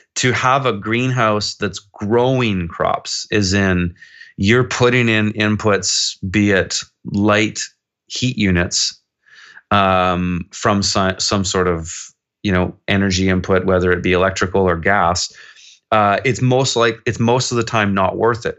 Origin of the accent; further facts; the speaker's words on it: Kelowna, British Columbia, Canada; moved away as an adult; also born or lived in Montreal; I was born and raised here in Kelowna